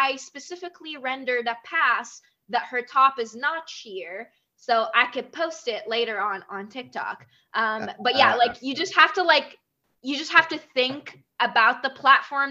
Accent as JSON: {"language": "English", "country": "Iraq", "tie": "born or raised there", "also_born_or_lived": "Dubai, United Arab Emirates", "moved": "yes", "lives_now": "Vancouver, Canada", "said": "I grew up in Iraq and then moved to Dubai. And then from Dubai, I came here"}